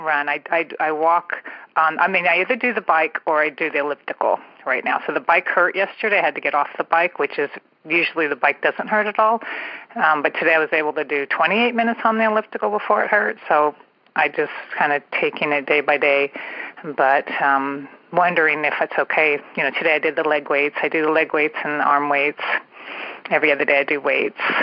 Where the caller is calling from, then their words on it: San Francisco Bay Area, California, United States; I am calling from the San Francisco Bay Area